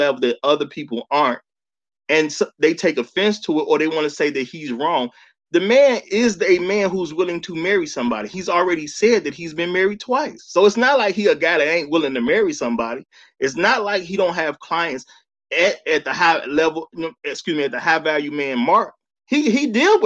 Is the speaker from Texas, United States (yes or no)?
no; Chicago, Illinois, United States; as a man who grew up in Chicago